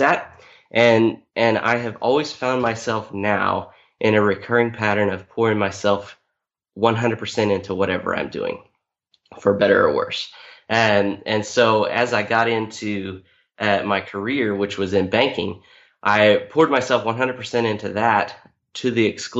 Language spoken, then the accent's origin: English; Topeka, Kansas, United States; moved away as an adult; now in Oklahoma, United States; I grew up mostly in Topeka, Kansas. I'm the son of a preacher. So we moved around a little bit, but second grade through high school was all in Topeka, Kansas